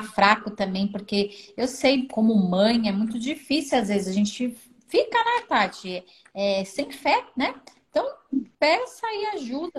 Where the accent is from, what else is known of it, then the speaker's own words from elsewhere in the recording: São Paulo, Brazil; eu sou aqui de São Paulo